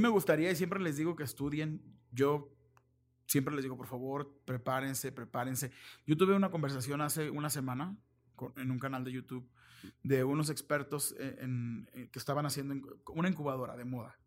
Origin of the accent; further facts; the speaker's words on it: Mexico; also born or lived in Guadalajara; soy muy mexicano